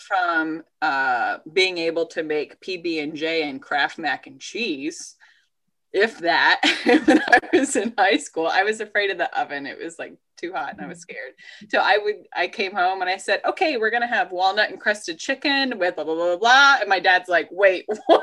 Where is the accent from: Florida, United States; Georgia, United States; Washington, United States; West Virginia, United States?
Georgia, United States; moved away as an adult; also born or lived in Ithaca, New York / New Jersey; born and raised in Georgia, but I don't have deep Georgia roots at all